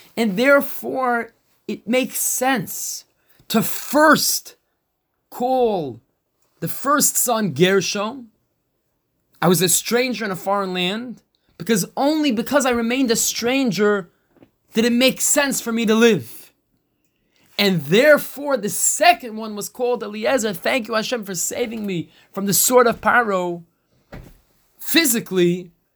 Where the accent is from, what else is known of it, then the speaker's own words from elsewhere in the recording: United States; we're American